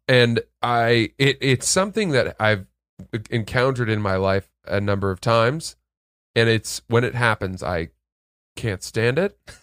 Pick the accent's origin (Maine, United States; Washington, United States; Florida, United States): Maine, United States; I'm from Maine